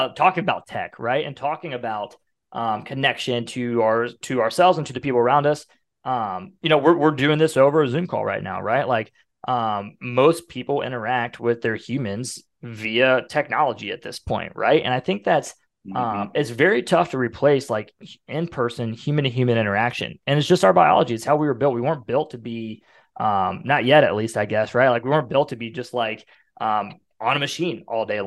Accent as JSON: {"language": "English", "region": "Ohio", "country": "United States", "moved": "yes", "lives_now": "Decatur, United States", "said": "I'm from Ohio"}